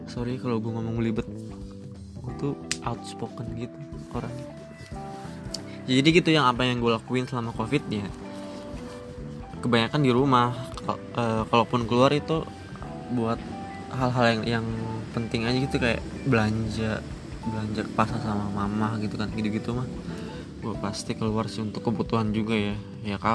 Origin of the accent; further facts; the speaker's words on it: Karawang, West Java, Indonesia; born there; Gue asalnya dari Karawang Lahir juga di Karawang, tapi besar di di mana mana